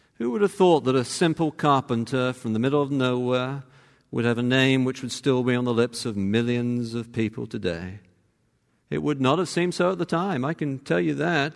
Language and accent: English; Cambridge, East of England, United Kingdom; moved away; I'm from Cambridge